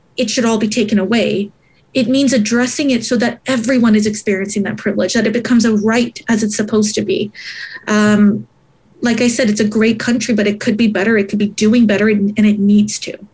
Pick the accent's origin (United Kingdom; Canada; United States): Canada; Montreal, Quebec; i was born in uh, montreal but my parents came here from Sri Lanka